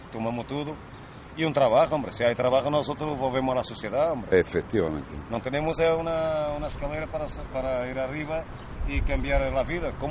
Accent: Romania; Spanish is a second language; Sí, que soy rumano, pero no sé si alguien hoy se entera

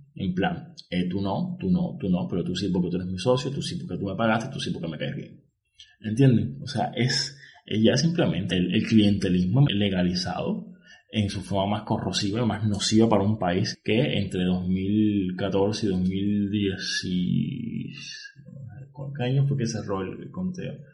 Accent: Cuba; soy cubano, estoy en Cuba

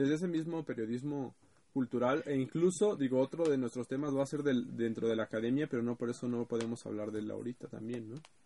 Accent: Ecatepec, State of Mexico, Mexico; soy del Estado de México y sabrán mejor, soy de Ecatepec

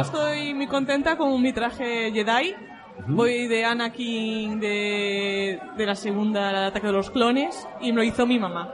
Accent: Galicia, Spain; accent: Galician; tener acento gallego porque soy de Galicia

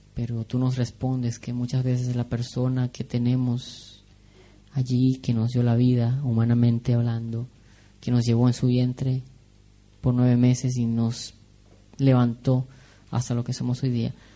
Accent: Venezuela; moved away; en Venezuela decimos kikiriwiki

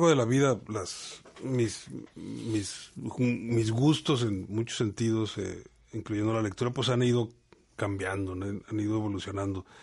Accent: Monterrey, Nuevo León, Mexico; born there; also born or lived in Veracruz; Yo nací en Monterrey, pero me {S2} considero {S3} veracruzano, a pesar de que solamente unos cuantos años viví en Veracruz.

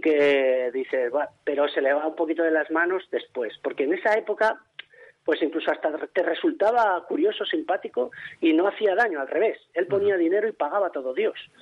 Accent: Logroño, La Rioja, Spain; en mi tierra, en Logroño

